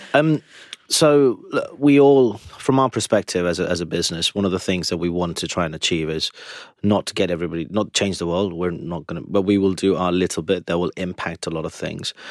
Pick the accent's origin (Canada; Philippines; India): India; being Indian again, being vegetarian from birth